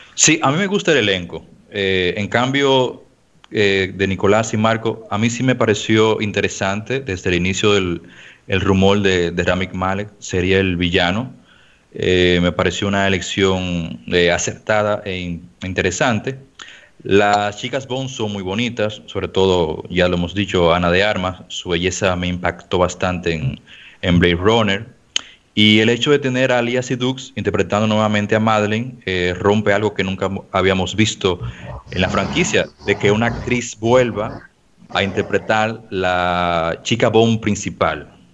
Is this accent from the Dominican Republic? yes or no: yes; Dominican Republic; acá en mi país